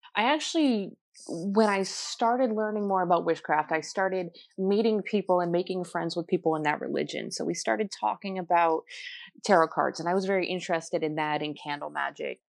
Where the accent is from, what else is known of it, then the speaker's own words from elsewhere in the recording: New Jersey, United States; I was born in New, New Jersey